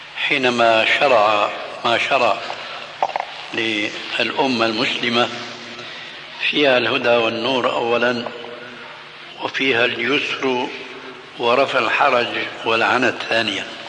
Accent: Damascus, Syria; عندنا في الشام

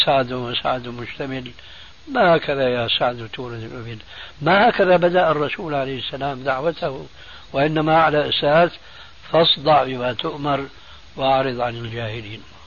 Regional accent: Syria; بلدي يعني سوريا

